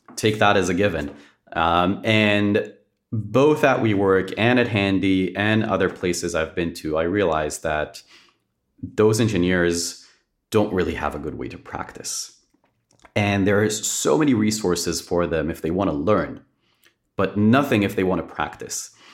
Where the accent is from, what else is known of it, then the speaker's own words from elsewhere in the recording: Israel; born and raised in Israel.